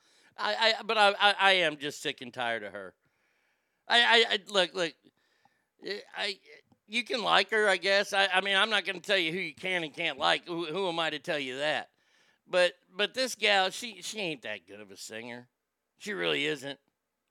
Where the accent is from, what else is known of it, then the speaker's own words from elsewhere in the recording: Texas, United States; also born or lived in Northern California or Northern Nevada; I'm from Texas